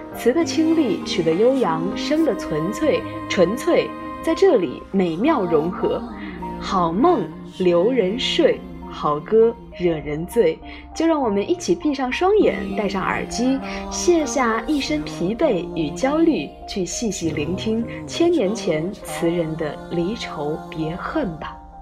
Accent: Anhui, China; 我是安徽人

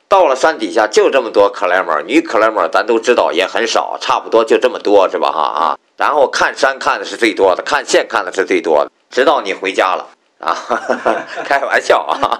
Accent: Qingdao, Shandong, China; 小时候在青岛大院里

